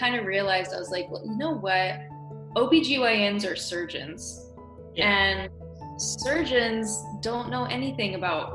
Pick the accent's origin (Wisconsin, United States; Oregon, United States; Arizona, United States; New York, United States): Oregon, United States; also born or lived in California; now in Northeast Tennessee, United States; I'm from Oregon